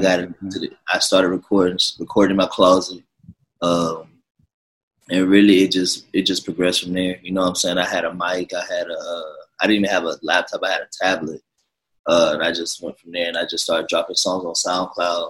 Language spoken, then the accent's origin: English; Jacksonville, Florida, United States; now in Los Angeles, United States; I come from Jacksonville, Florida, Duval County.